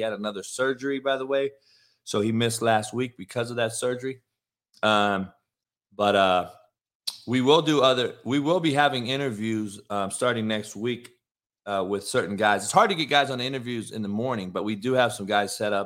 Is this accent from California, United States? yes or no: yes; Compton, California, United States; I grew up in Compton